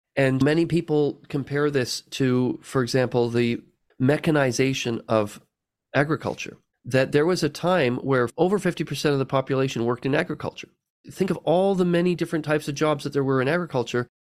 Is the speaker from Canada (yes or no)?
yes; Canada; I was born in Canada